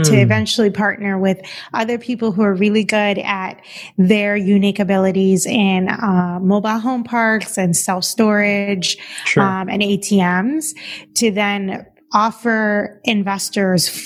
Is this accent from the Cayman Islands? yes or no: yes; Cayman Islands; moved away as an adult; also born or lived in Boston; now in Los Angeles, United States; I'm originally from the Cayman Islands.